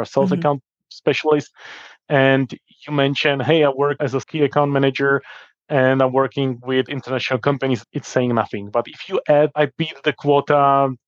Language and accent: English; Czechia; in my country, Czech Republic